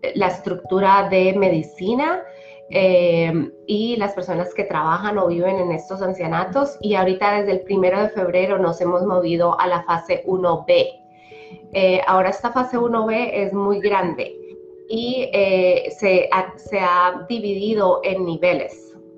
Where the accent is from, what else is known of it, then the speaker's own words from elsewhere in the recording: Colombia; also born or lived in Polk County, Iowa; now in Iowa, United States; soy originalmente de Colombia